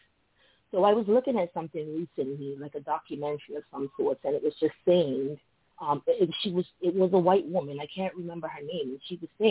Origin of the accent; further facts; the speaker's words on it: Bermuda; now in United States; So I live in the United States, and I wasn't born and raised in the United States. I was born and raised in Bermuda.